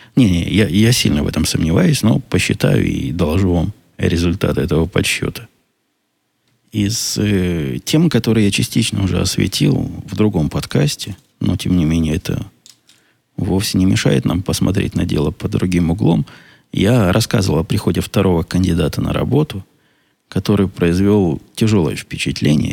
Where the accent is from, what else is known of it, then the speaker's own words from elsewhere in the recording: Israel; now in United States; я из Израиля